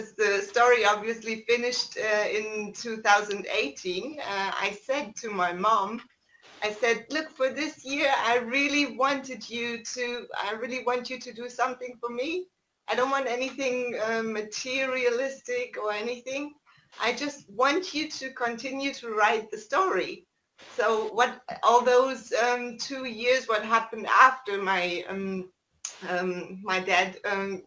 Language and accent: English; East Germany, Germany; I'm from Germany, my parents were living in East Germany at that time